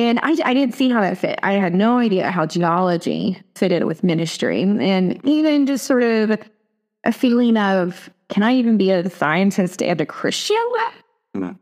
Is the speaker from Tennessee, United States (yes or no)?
yes; East Tennessee, United States; also born or lived in Atlanta, Georgia; now in Washington, United States; I grew up in East Tennessee, grew up in the foothills of the Great Smoky Mountains